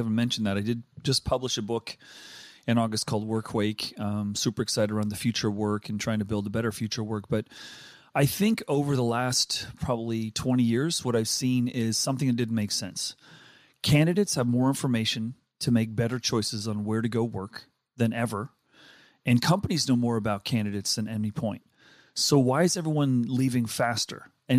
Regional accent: Danbury, Connecticut, United States; also born or lived in Westville, South Africa; We got kicked out when I was 7 from South Africa and settled on the East Coast. So probably most of my formative education was in Connecticut and sort of working class part of Connecticut called Danbury.

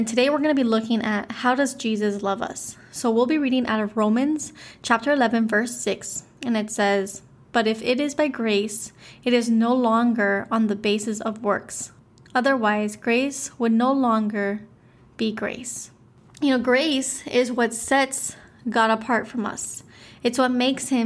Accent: Miami, Florida, United States; I'm from Miami, Florida

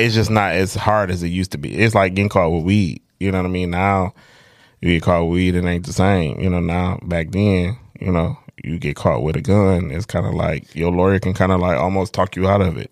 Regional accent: Detroit, Michigan, United States; I'm from the North End, and it's a bunch of people that grew up with me

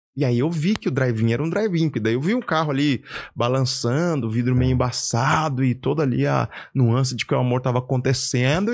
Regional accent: Caçapava, São Paulo, Brazil; moved away; also born or lived in Curitiba; morava aqui no interior de São Paulo, Caçapava.

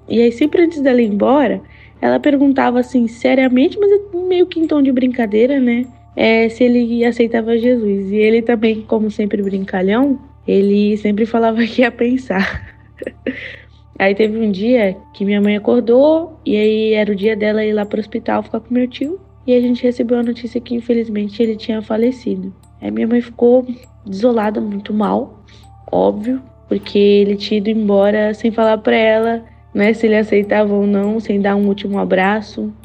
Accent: Baixada Santista, São Paulo, Brazil; eu sou da Baixada Santista de São Paulo

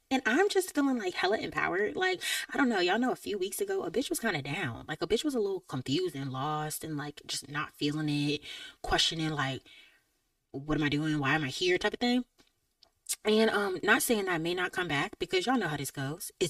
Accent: Georgia, United States; I'm from Georgia

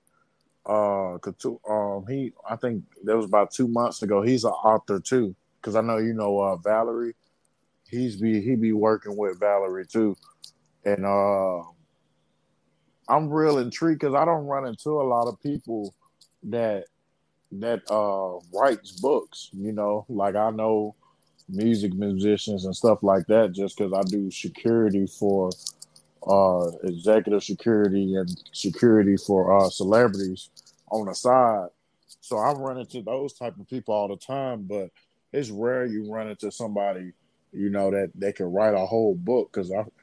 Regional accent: Birmingham, Alabama, United States; also born or lived in Anniston, Alabama; I'm from Birmingham, Alabama. I stayed there for most of my childhood, and I graduated from Anniston, Alabama

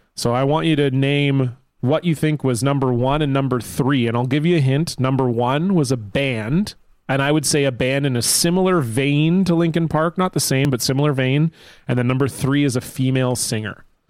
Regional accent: Canada; as a Canadian

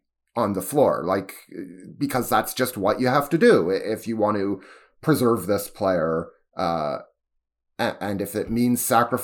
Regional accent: Toronto, Ontario, Canada; about being a Canadian and a Torontonian in general when you're viewing yourself in contrast to the United States.

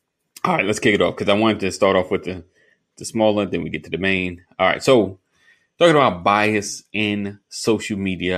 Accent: New York, United States; I'm from New York. Just a little, over the bridge.

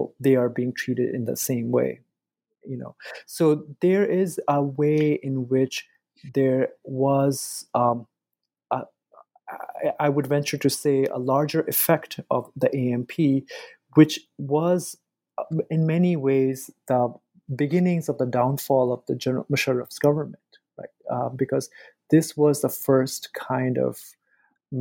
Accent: United States; growing up in the States

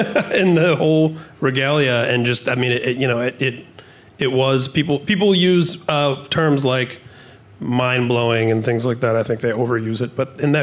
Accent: Indiana, United States; I was, you know, a kid from a working class background, broken home, the whole deal in Indiana, which was, you know, certainly not the most progressive place to grow up.

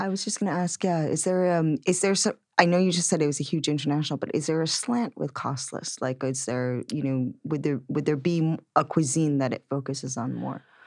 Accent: Connecticut, United States; moved away; I grew up in the Connecticut suburbs

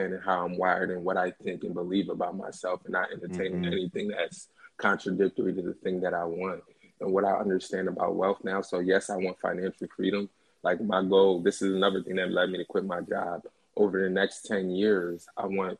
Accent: Philadelphia, Pennsylvania, United States; I'm from Philly

